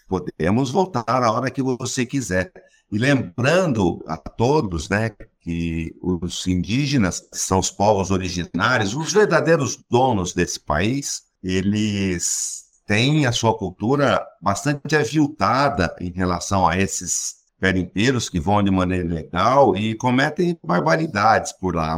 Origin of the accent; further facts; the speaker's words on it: Goiás, Brazil; accent: caipira goianês; o meu, que é caipira goianês